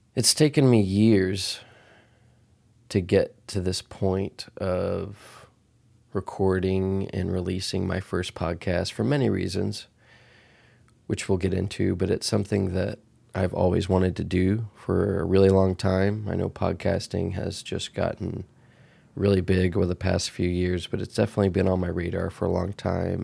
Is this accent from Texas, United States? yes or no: yes; Dallas, Texas, United States; moved away as an adult; also born or lived in Boston / Los Angeles; I was born and raised in Texas.